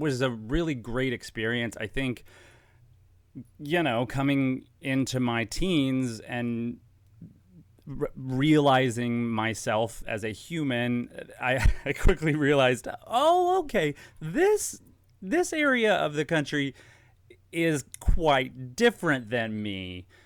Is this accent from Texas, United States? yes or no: yes; Dallas, Texas, United States; moved away as an adult; also born or lived in Los Angeles / New York; I'm from Dallas, um, born in Dallas